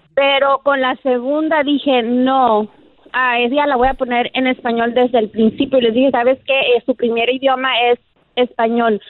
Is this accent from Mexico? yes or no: yes; Mexico; moved away; como mexicana